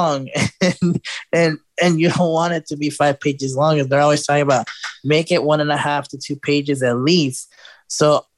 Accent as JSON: {"language": "English", "town": "Chicago", "region": "Illinois", "country": "United States", "moved": "as an adult", "lives_now": "Houston, United States", "said": "I'm from Chicago originally"}